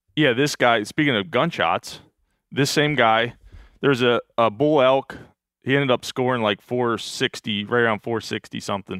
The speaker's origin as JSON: {"language": "English", "region": "Pennsylvania", "country": "United States", "tie": "born or raised there", "said": "growing up in Pennsylvania"}